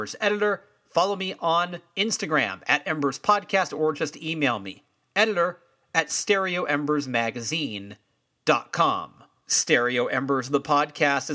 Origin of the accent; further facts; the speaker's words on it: California, United States; I am a Californian